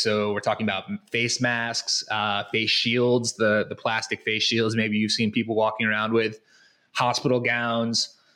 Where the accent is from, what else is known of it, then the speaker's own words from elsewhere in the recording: Connecticut, United States; moved away as an adult; now in Guadalajara, Mexico; I am from Connecticut originally